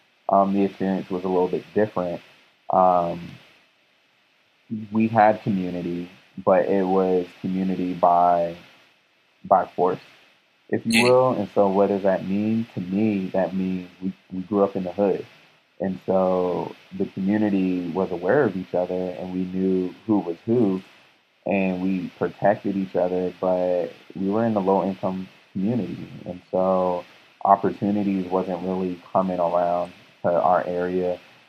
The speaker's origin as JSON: {"language": "English", "town": "Jacksonville", "region": "Florida", "country": "United States", "tie": "born or raised there", "also_born_or_lived": "New Brunswick, New Jersey", "moved": "yes", "lives_now": "California, United States", "said": "I hail from the great states of Florida, Jacksonville, Florida, to be exact, Duval County 904, the Bangham and the Hangham is what we call it back home, but we can just call it Jacksonville, Florida for this moment. Before that, I was actually born in New Brunswick, New"}